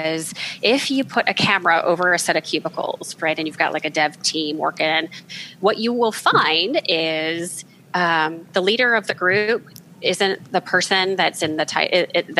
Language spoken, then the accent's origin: English; outside of Chicago, Illinois, United States; I grew up outside of Chicago with an Italian grandmother